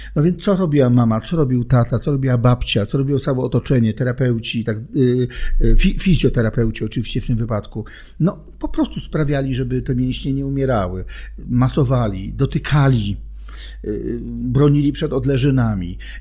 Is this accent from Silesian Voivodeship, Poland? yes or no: yes; Silesian Voivodeship, Poland; Urodziłem się na Śląsku, tam żyję